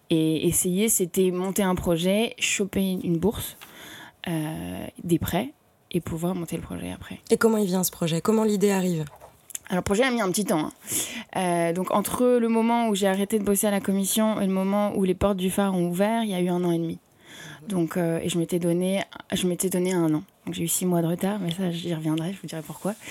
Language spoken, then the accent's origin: French; Paris, Île-de-France, France; also born or lived in Brussels; je suis tombée vraiment amoureuse de cette ville où euh, moi, je suis parisienne.